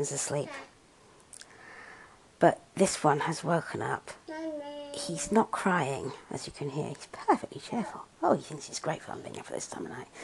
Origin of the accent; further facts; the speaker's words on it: United Kingdom; I'm British